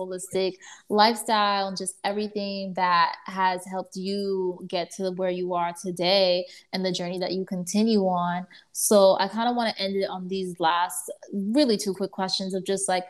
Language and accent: English; Miami, Florida, United States; moved away as an adult; also born or lived in New York; I was born in Miami and, like, raised there